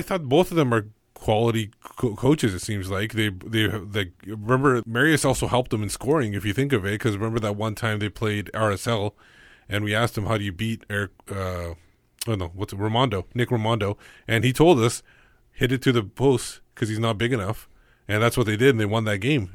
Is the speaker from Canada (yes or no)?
yes; Canada; When I go to India, I'm still Canadian